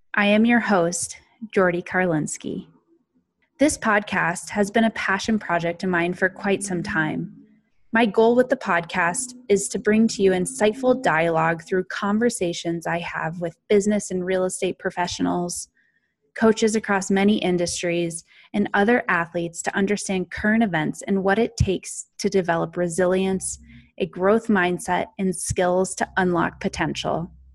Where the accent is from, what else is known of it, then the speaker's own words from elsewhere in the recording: Snowmass Village, Colorado, United States; also born or lived in California; I was raised just outside of Aspen, Colorado, in another small mountain town called Snowmass Village